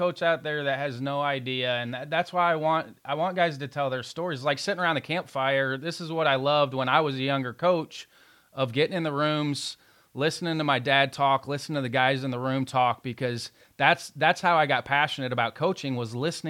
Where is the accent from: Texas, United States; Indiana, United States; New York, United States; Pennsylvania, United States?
Indiana, United States; Evansville; I grew up in Evansville